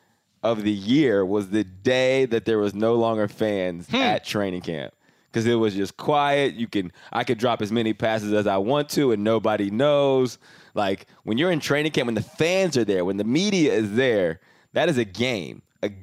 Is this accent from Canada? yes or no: yes; Canada; I came from Canada, so I was like 3 years older than him.